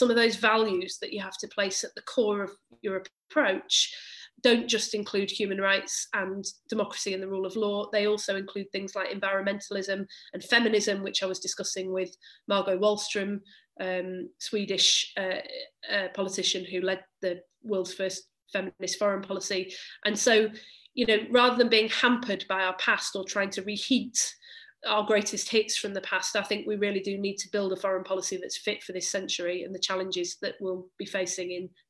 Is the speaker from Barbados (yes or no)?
no; Bury, North West England, United Kingdom; But I'm, you know, I grew up in Bury, and the same is true there.